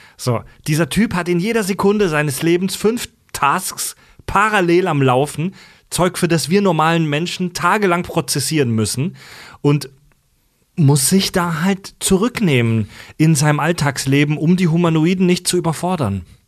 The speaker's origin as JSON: {"language": "German", "town": "Kesselbronn", "country": "Germany", "said": "ich komme ja vom Dorf aus Kesselbronn"}